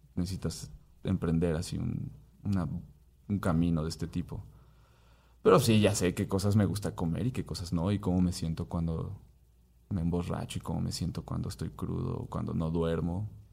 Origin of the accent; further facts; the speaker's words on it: Mexico; soy un mestizo mexicano